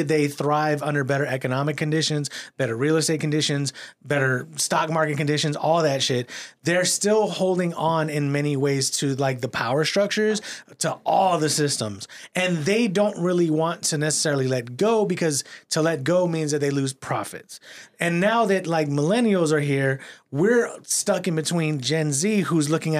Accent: San Antonio, Texas, United States; I'm from San Antonio. I've been here like forever.

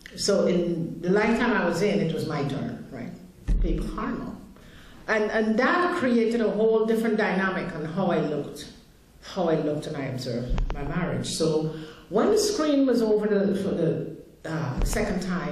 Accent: Guyana; I grew up in Guyana, South America, where there was a tremendous amount of poverty.

